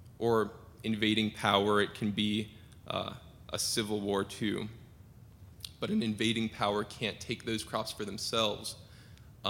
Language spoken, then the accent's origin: English; Seattle, Washington, United States; moved away as an adult; also born or lived in Southern Oregon University, Oregon; I'm from Seattle. My home church is Tibbetts United Methodist, and I've been there since I was five.